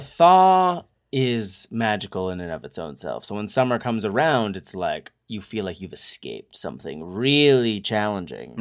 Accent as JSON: {"language": "English", "region": "New Hampshire", "country": "United States", "tie": "born or raised there", "moved": "yes", "lives_now": "Southern California, United States", "said": "growing up in New Hampshire, the winter is, eh, deadly."}